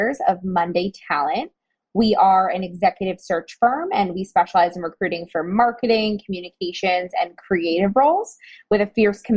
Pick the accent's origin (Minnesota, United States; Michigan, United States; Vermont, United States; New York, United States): New York, United States; suburbs outside of New York City, United States; now in New York City, United States; I'm born and raised in New York. I grew up in the suburbs outside of New York